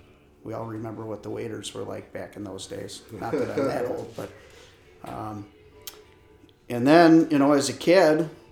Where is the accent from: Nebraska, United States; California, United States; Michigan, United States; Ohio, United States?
Michigan, United States; West Branch of Big Creek, near Lovells, northern; I grew up on the West Branch of Big Creek, not too far from Lovells here. And both of my parents were school teachers, Johannesburg Lewiston.